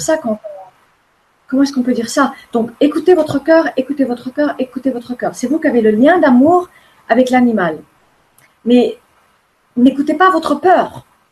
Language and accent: French; Formentera, Balearic Islands, Spain; also born or lived in United States; je suis élevée sur une île à Formentera, en Espagne. Euh, au début, j'étais aux États-Unis. Je suis née aux États-Unis. Je suis américaine